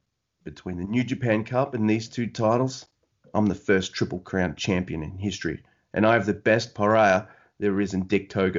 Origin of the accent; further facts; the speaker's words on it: Australia; I'm from down under in Australia. You can tell by my awesome accent.